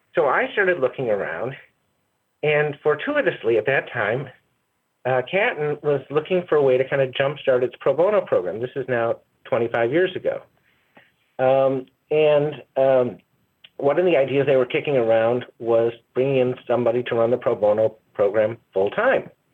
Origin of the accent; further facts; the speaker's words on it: Chicago, Illinois, United States; also born or lived in Evanston, Illinois; I grew up in first in the Hyde Park neighborhood of Chicago, and then in the Evanston, in Evanston suburb of Chicago.